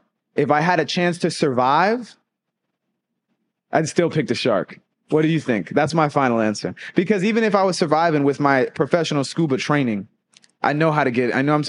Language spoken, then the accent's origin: English; Boston, Massachusetts, United States; I'm from Boston.